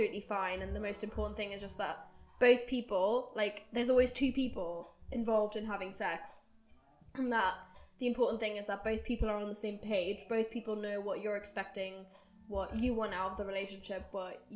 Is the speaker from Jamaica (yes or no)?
no; Germany; I grew up in Germany